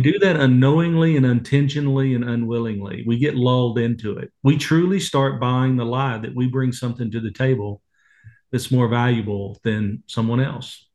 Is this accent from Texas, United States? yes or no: yes; Waco, Texas, United States; I grew up in Waco, Texas